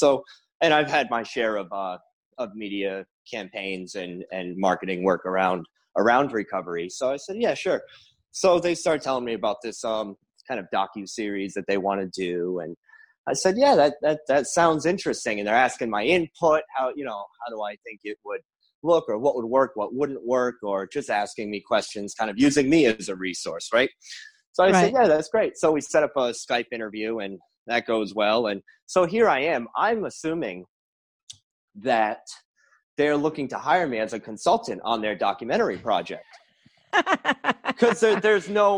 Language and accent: English; Rhode Island, United States; I'm from Rhode Island. I work here